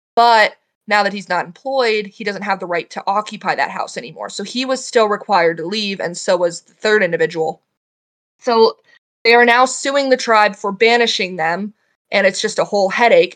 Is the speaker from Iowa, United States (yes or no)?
yes; Iowa, United States; also born or lived in Chicago; now in South Dakota, United States; I grew up in Iowa. I grew up in a really small town about two hours south of Minneapolis.